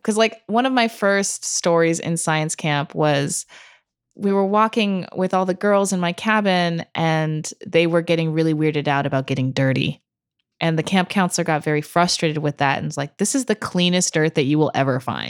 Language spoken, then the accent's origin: English; Santa Cruz, California, United States; moved away as an adult; now in New York City, United States; I grew up in Santa Cruz